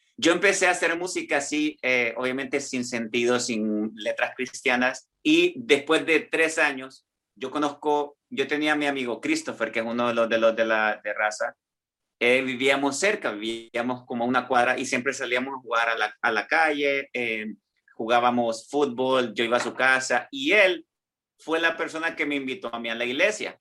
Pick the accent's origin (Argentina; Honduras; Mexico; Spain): Honduras; San Pedro Sula, Cortés; now in Milan, Italy; mi niñez fue una niñez en San Pedro Sula, ¿verdad? En Honduras, de donde yo soy.